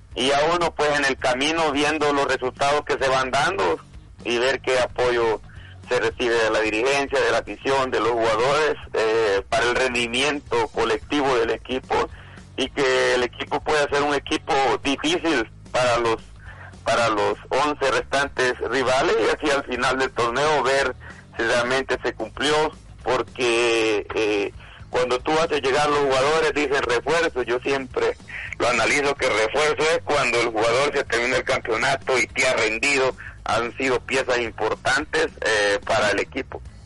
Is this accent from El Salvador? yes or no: yes; El Salvador; nosotros como salvadoreños